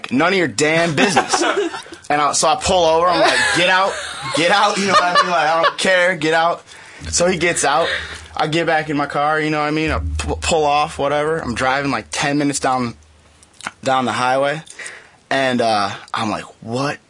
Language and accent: English; Ann Arbor, Michigan, United States; I'm from Ann Arbor